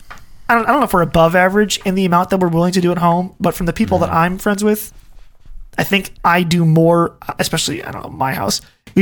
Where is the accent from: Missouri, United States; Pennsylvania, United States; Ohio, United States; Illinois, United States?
Ohio, United States; The house that we grew up in Ohio was built by our great grandfather.